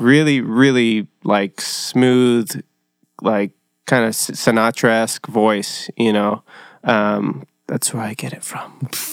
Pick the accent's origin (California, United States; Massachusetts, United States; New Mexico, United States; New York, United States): California, United States; Costa Mesa; also born or lived in Orange, California; I was born in, uh, Orange at, uh, Saint Joe's, but raised in Costa Mesa